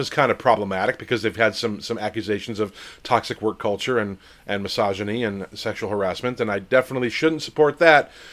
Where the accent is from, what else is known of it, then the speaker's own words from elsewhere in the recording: New Jersey, United States; now I'm from New Jersey